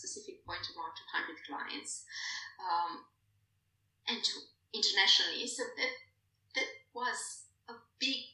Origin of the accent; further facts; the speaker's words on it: Brasov, Brașov County, Romania; moved away as an adult; now in Netherlands; I'm Romanian, I'm coming from Brasov, that's a really lovely city I do enjoy a lot